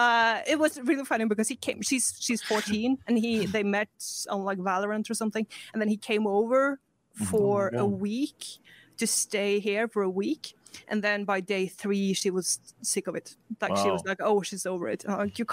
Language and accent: English; Norway; I am Norwegian, and not American